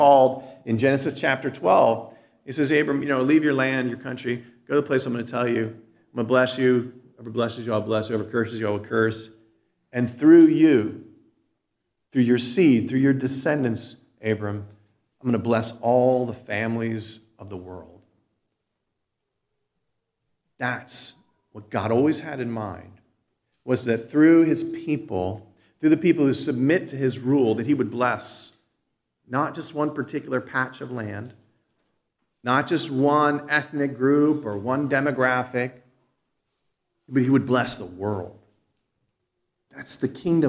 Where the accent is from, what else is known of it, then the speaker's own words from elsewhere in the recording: United States; a citizen born and raised in the United States of America